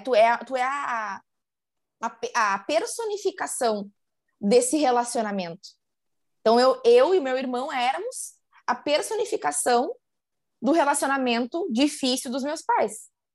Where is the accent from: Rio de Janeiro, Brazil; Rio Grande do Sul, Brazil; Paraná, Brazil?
Rio Grande do Sul, Brazil; interior of; now in Porto Alegre, Brazil; sou, sou gaúcha e sou de uma cidade do interior do Rio Grande do Sul. Hoje moro aqui na capital, mas sou de uma cidade do interior